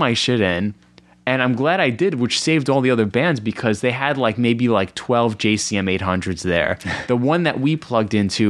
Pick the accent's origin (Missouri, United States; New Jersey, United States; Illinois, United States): New Jersey, United States; Cresskill; I'm from Creskill.